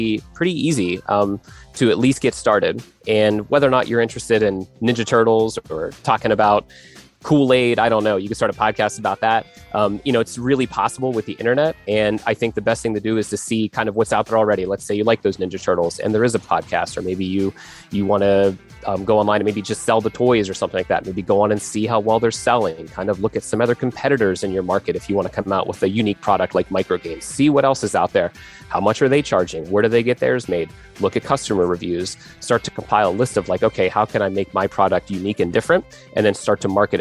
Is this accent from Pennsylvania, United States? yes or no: yes; Pennsylvania, United States; I am from Pennsylvania